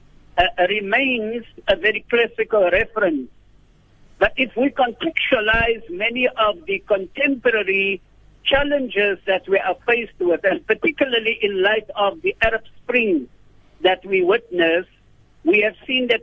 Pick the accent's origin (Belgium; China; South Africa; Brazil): South Africa; as South African citizens